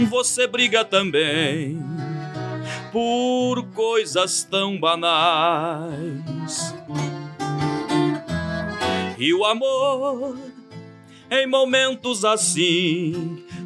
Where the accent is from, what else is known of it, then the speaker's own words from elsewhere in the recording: Guatama, Minas Gerais, Brazil; Eu tava lá em Guatama, eu sou de Guatama, Minas Gerais.